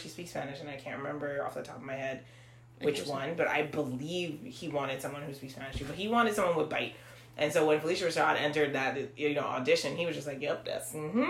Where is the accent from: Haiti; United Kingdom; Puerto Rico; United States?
Haiti; we're not Nigerian. We're Haitian.